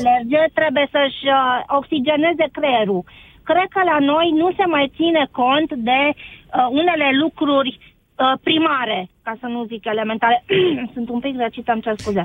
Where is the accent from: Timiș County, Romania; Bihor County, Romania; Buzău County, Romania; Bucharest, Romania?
Bihor County, Romania; Oradea; sunt din Oradea mai exact